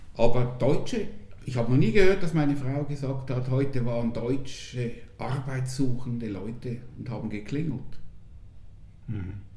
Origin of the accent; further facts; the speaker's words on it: Zurich, Switzerland; now in Lucerne, Switzerland; ich bin gebürtiger Zürcher